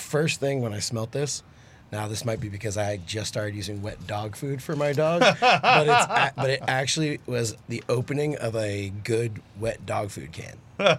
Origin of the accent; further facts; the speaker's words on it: Houston, Texas, United States; now in Dallas, United States; I'm from Houston, but I live in Dallas.